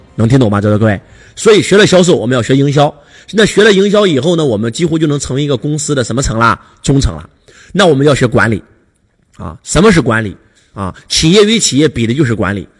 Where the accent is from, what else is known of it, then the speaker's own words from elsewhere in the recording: rural Henan, China; 来自河南农村